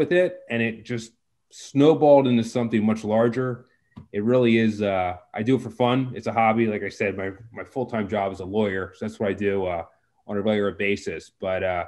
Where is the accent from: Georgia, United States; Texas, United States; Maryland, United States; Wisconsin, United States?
Maryland, United States; moved away as an adult; also born or lived in Baltimore, Maryland / Harrisburg, Pennsylvania; I'm from Maryland originally. I grew up there in the sticks